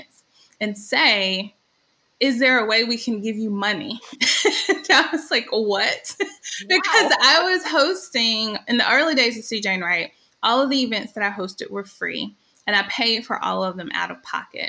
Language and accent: English; Birmingham, Alabama, United States; moved away as an adult; also born or lived in Louisville, Kentucky; I am originally from Birmingham, but I lived in lots of different places, including Louisville, Kentucky